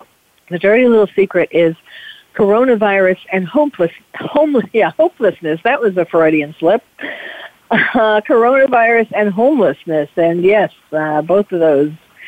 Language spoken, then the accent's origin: English; New York City, New York, United States; moved away as an adult; now in California, United States; as someone who was born and bred in New York City